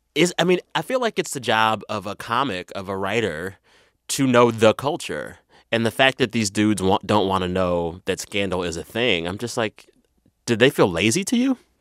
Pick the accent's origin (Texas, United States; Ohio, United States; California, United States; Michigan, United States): Texas, United States; San Antonio; moved away; I'm from San Antonio, and that city is two thirds Latino